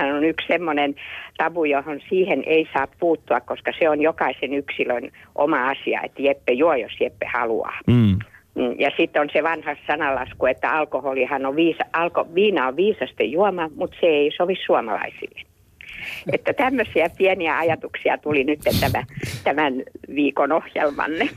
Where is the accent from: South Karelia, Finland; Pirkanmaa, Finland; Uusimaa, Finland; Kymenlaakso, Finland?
Uusimaa, Finland; Helsinki; soitan Helsingistä, olen paljasjalkainen …